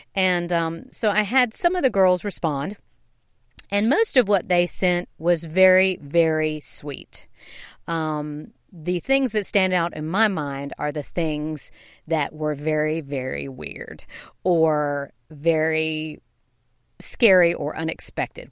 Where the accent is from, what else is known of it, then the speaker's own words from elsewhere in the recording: Knoxville, Tennessee, United States; also born or lived in Savannah, Georgia; I was born in Savannah, Georgia, and grew up in Knoxville, Tennessee